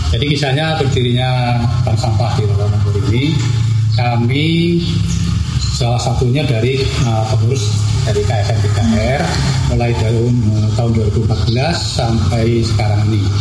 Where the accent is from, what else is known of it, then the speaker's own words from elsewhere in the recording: Java, Indonesia; moved away as an adult; now in Samarinda, Indonesia; kami cuti ke Jawa satu bulan dan saya melihat di kampung saya itu kok bersih.